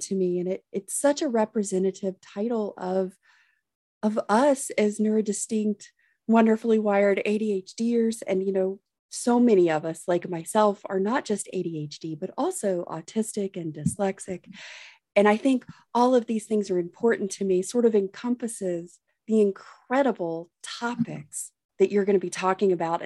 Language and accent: English; the South, United States; I'm from the South